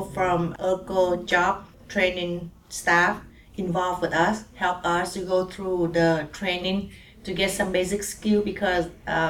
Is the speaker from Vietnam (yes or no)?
yes; Vietnam; English is a second language; moved away as an adult; now in Portland, United States; And for me, I learned English when back in Vietnam